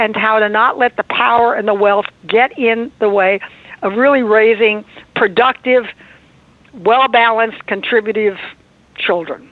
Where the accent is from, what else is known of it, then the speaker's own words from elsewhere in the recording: Indiana, United States; now in Beverly Hills, United States; I am originally from Indiana